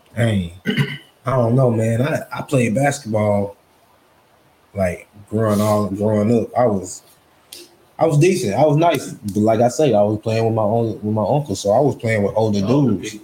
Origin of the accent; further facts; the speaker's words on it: Ruston, Louisiana, United States; I grew up in Ruston here all my life